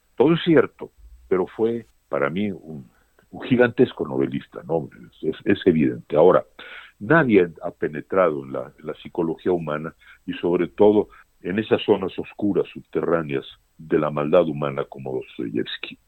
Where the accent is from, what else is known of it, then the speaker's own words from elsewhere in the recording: Mexico; Yo no me considero más mexicano que, que un mexicano de 10 generaciones, pero tan mexicano como cualquiera.